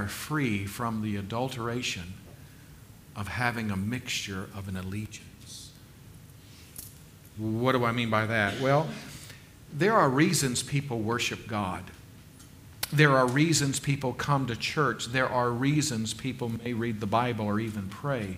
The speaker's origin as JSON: {"language": "English", "region": "South Carolina", "country": "United States", "tie": "born or raised there", "said": "growing up in South Carolina"}